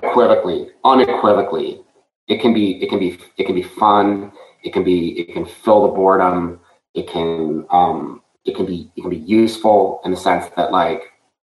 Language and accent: English; Montreal, Quebec, Canada; now in Florida, United States; I grew up in Montreal